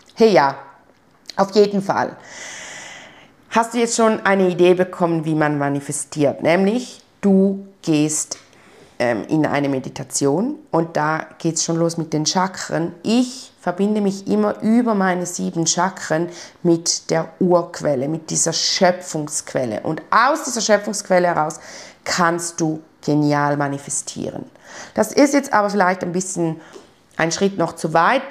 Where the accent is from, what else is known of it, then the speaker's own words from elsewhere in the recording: Switzerland; bei uns in der Schweiz